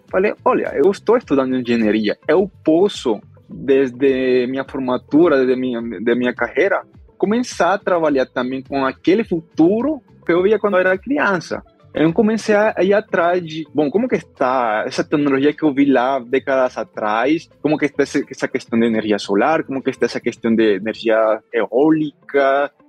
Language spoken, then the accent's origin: Portuguese; northern Colombia, Colombia; Portuguese is a second language; moved away as an adult; also born or lived in Medellín / São Paulo, Brazil; now in Brazil; eu sou da Colômbia, parte norte da Colômbia, eh, eu nasci no interior, no estado da Colômbia